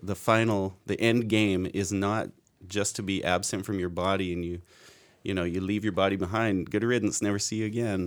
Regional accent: Abbotsford, British Columbia, Canada; I grew up here in Abbotsford and M E I, M B churches and things

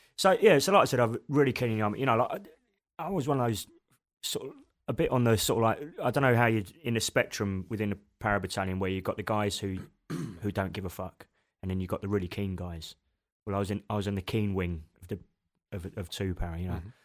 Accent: Machynlleth, Wales, United Kingdom; moved away; also born or lived in South London; when we were nine, my parents decided we'd move to mid-Wales, a place called Macantleth

